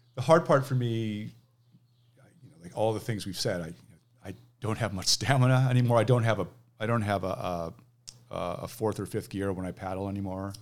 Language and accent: English; Manhattan Beach, California, United States; now in Seattle, United States; I grew up in Manhattan Beach